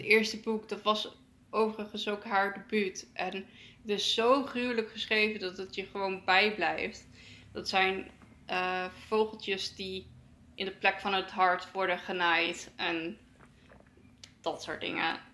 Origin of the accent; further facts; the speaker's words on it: Netherlands; wij als Nederlanders